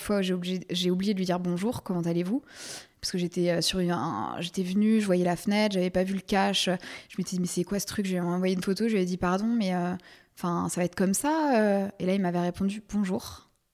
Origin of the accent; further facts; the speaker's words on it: Versailles, Île-de-France, France; also born or lived in Paris; now in Colombes, France; j'ai grandi à Versailles, mais j'ai vécu très, très, très longtemps à Paris